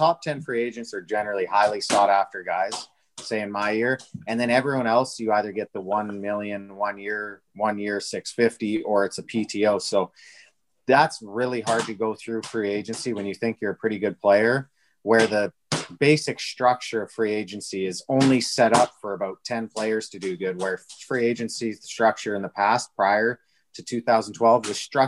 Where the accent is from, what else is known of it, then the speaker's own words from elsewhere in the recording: Alberta, Canada; I'm from Alberta.